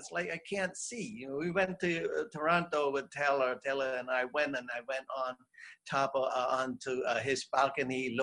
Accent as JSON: {"language": "English", "country": "Cambodia", "moved": "yes", "said": "I'm from Cambodia"}